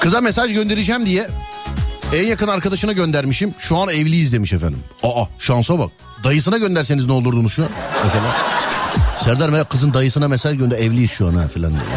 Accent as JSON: {"language": "Turkish", "region": "Istanbul", "country": "Turkey", "said": "biz İstanbulluyuz."}